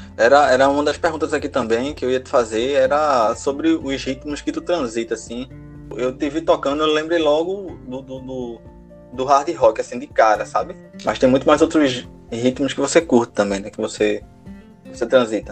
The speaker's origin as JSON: {"language": "Portuguese", "town": "Recife", "region": "Pernambuco", "country": "Brazil", "said": "eu sou da Zona Norte de Recife"}